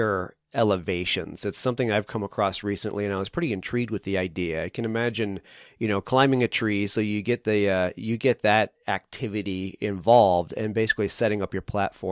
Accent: New England, United States; now in Colorado, United States; where I grew up in New England

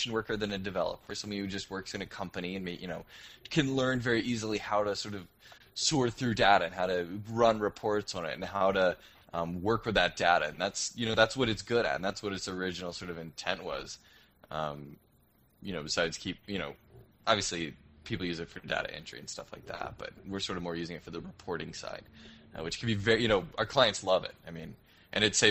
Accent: United States; moved away as an adult; now in Toronto, Canada; Unspace is the company I work for here in Toronto. It's the reason I'm an American who's stuck up in the cold

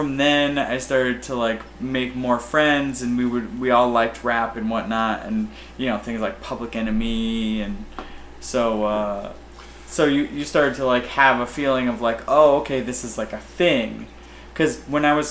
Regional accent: Louisville, Kentucky, United States; I was born in Louisville, Kentucky

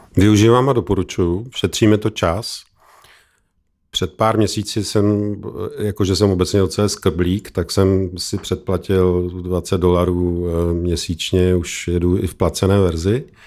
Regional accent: Czechia

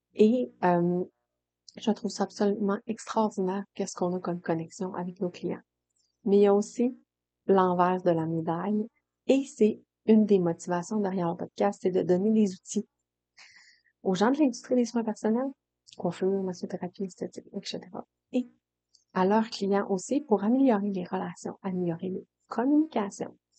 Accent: Quebec, Canada; accent: Saguenay-Lac-Saint-Jean; je viens d'une famille du Saguenay-Lac-Saint-Jean

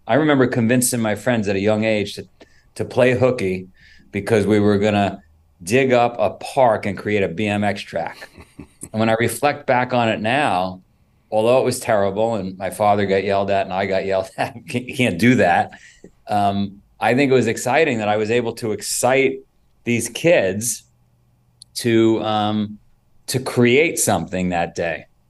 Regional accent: New York City, New York, United States; also born or lived in Florida; now in Vermont, United States; I grew up in Queens and New York many, many years ago.

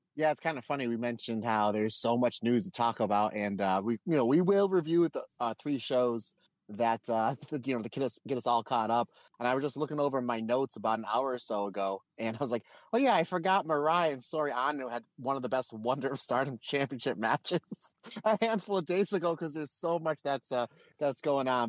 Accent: Old Forge, Pennsylvania, United States; my hometown of Old Forks, Pennsylvania, pizza capital of the world

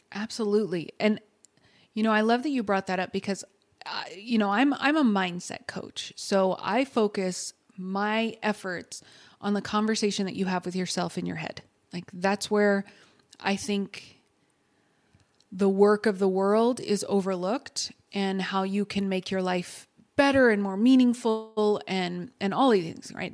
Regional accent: Texas, United States; I'm from Texas.

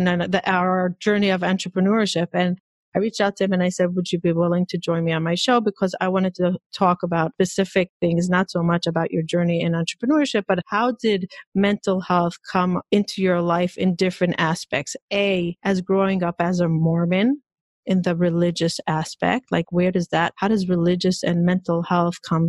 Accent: Israel; moved away; I grew up in Israel, extremely Orthodox

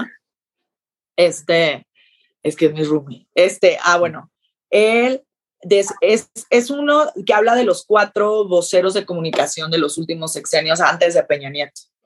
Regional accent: Sinaloa, Mexico; moved away as an adult; now in Mexico City, Mexico; yo que soy sinaloense

